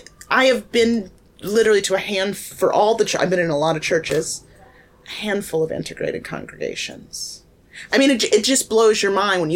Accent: Southern United States, United States; the thing that rang so true about that speech to me was tied to my experience growing up in the Bible Belt.

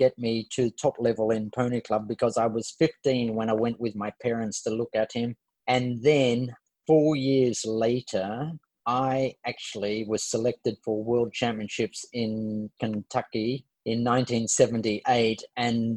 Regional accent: Sydney, New South Wales, Australia; born or raised there

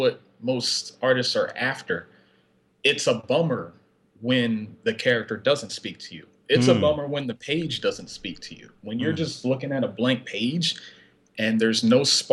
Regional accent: about a half hour from Philadelphia, Pennsylvania, United States; now in Upper Darby, United States; my hometown is about a half hour out from Philly

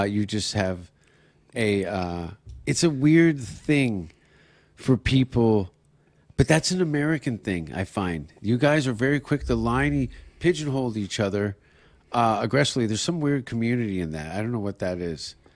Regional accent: Canada; as a Canadian

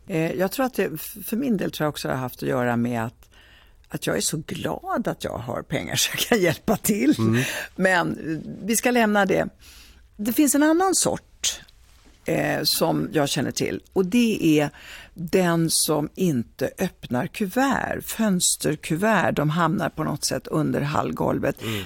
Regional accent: Italy; now in Sweden; jag kommer från Italien

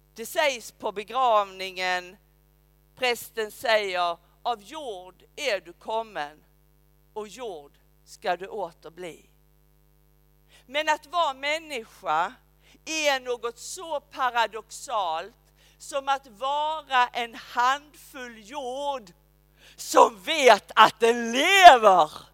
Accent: Skåne, Sweden; also born or lived in Uppsala; now in Rydaholm, Sweden; säger jag som en skåning

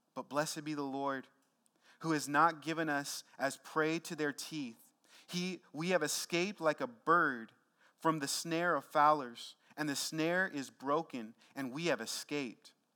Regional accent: Tacoma, Washington, United States; my neighborhood growing up in Tacoma, Washington

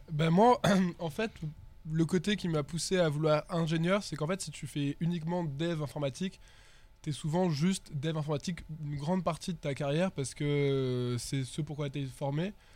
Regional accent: Perpignan, Occitania, France; moved away; also born or lived in Toulouse; je viens du sud, je viens de Perpignan

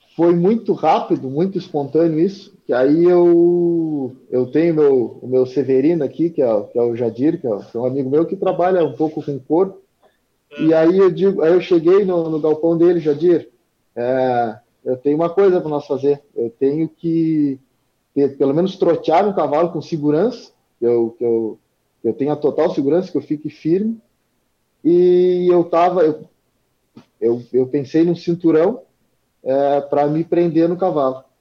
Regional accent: Arroio Grande, Rio Grande do Sul, Brazil; natural de Arroio Grande, vivo em Arroio Grande

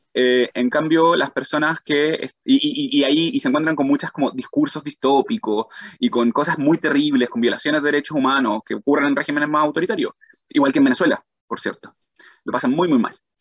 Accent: Chile; moved away as an adult; also born or lived in Arizona; siendo chileno

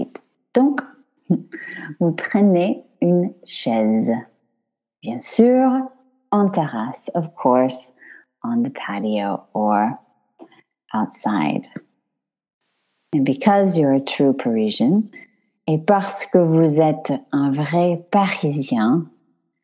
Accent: California, United States; moved away as an adult; now in France; I'm Californian. I have a California driver's license.

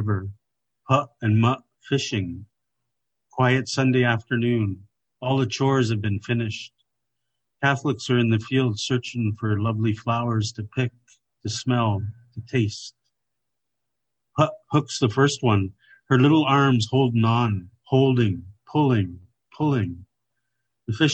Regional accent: Kwantlen First Nation, British Columbia, Canada; I come from Kwantlen First Nation

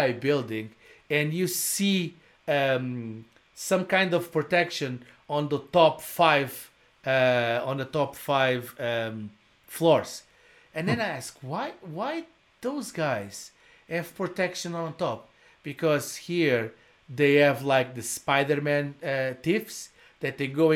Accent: Portugal; English is a second language; moved away; also born or lived in Brazil; I'm original from Portugal. I did live in Brazil.

